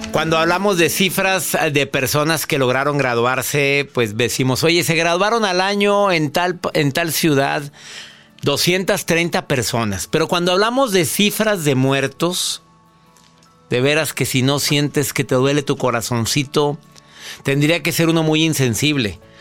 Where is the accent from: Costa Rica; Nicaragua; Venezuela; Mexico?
Mexico; en mi país, en México